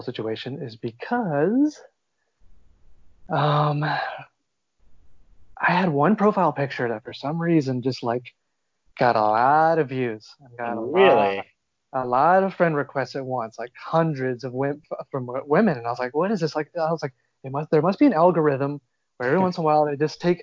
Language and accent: English; South Texas, United States; moved away; also born or lived in Austin, Texas; I'm from South Texas. And then I did live in Austin